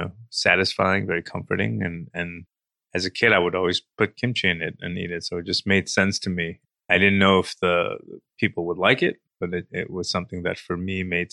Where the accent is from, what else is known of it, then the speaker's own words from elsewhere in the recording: New York City, New York, United States; I grew up in Brooklyn in a time when graffiti was just everywhere